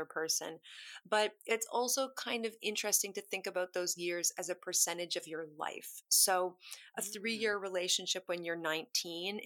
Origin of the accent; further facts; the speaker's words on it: Kitchener, Ontario, Canada; moved away as an adult; also born or lived in Toronto; now in London, United Kingdom; I grew up in a place called Kitchener-Waterloo, which is outside of Toronto.